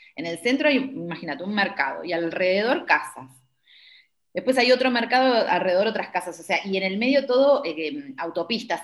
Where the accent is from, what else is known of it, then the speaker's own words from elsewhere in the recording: Buenos Aires Province, Argentina; moved away as an adult; also born or lived in Uruguay; now in India; me presentabas como bonaerense y para mí, claro, bonaerense quedó tan en el tiempo